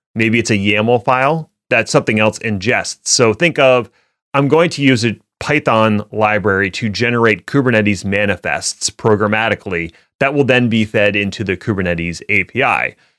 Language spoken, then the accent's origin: English; Philadelphia, Pennsylvania, United States; my hometown of Philly